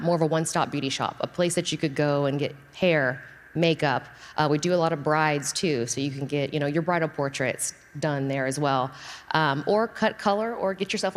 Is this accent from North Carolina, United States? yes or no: no; Friendswood, Texas, United States; I'm from Friendswood, so south of here